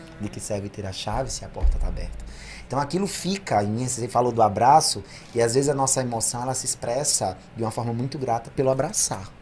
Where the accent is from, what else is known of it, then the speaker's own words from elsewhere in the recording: Severiano Melo, Rio Grande do Norte, Brazil; also born or lived in Natal; Eu trabalhava no CRAS, era psicólogo socioassistencial lá da minha cidade, Severiano